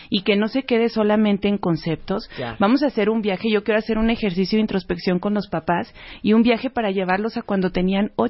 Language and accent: Spanish; Uruguay; Ahora resulta que a mí me gusta fumar puro, yo soy de Uruguay